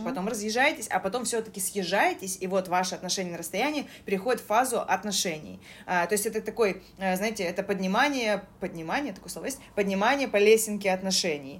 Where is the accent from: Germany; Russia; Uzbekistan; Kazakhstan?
Russia; Saint Petersburg; Я была из Питера